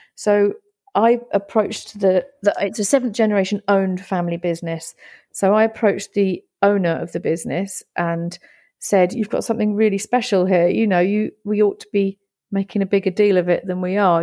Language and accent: English; Great Yarmouth, East of England, United Kingdom; moved away as an adult; also born or lived in Italy; Great Yarmouth is my hometown. It's where my family come from. It's where I've grown up.